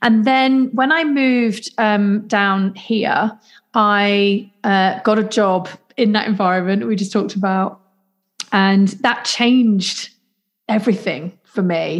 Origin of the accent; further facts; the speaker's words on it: Leicester, East Midlands, United Kingdom; moved away as an adult; also born or lived in London; now in South Coast, United Kingdom; I was born in Leicester, and then at 19 I moved to London to study and work